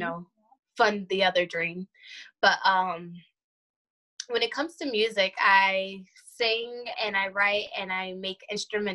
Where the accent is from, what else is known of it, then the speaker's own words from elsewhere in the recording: Hudson Valley, New York, United States; I am 28 years old, and I'm from Hudson Valley, New York